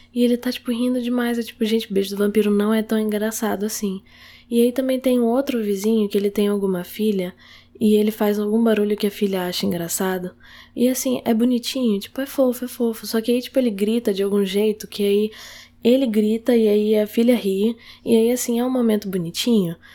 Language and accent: Portuguese; Manaus, Amazonas, Brazil; now in Rio de Janeiro, Brazil; eu sou manauara com orgulho e tal. Tipo, eu gosto muito de ter sido de lá